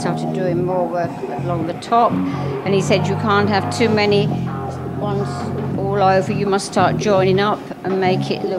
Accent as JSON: {"language": "English", "region": "England", "country": "United Kingdom", "said": "I'm from England"}